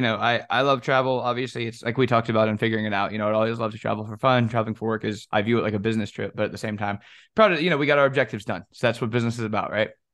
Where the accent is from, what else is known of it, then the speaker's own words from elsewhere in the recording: the South, United States; accent: Southern; miss the South a little bit. You know, everybody comment on my accent and everything